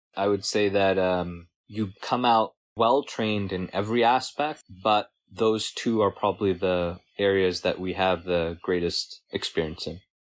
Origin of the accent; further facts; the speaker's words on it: Bay Area, California, United States; grew up in the Bay Area.